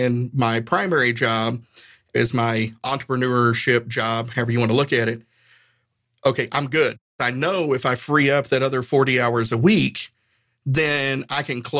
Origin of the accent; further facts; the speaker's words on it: Northeast Tennessee, United States; I grew up in Northeast Tennessee.